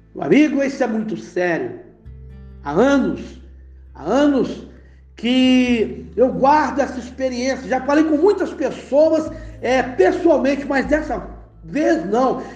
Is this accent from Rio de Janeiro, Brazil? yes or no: yes; Nova Iguaçu, Rio de Janeiro, Brazil; moved away; also born or lived in Belo Horizonte; antes de vir servir o exército, no Rio de Janeiro